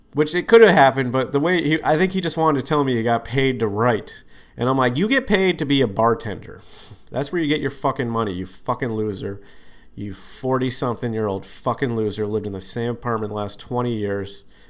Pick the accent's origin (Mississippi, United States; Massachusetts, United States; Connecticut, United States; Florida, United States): Massachusetts, United States; Boston; I said I was from Boston